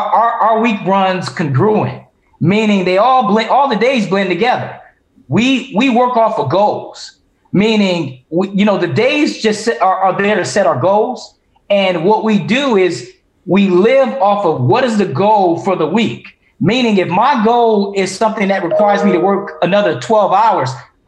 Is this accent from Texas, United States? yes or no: no; Detroit, Michigan, United States; I'm from Detroit. We used to wear name belt buckles.